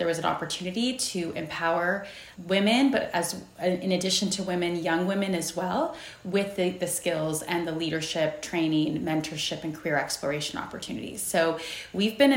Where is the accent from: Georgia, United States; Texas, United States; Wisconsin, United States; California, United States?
California, United States; San Jose; I was born and raised in San Jose, California